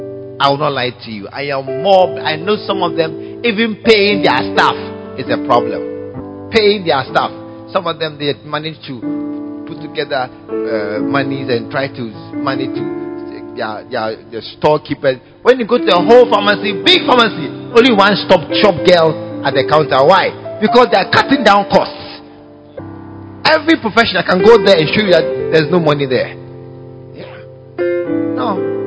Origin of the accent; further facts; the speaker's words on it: Ghana; You are a Ghanaian, I'm a Ghanaian.